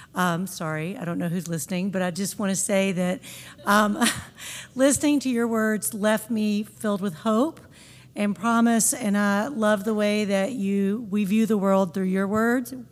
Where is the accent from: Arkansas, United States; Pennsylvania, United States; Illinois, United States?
Arkansas, United States; Pine Bluff; now in Memphis, United States; growing up in Pine Bluff, Arkansas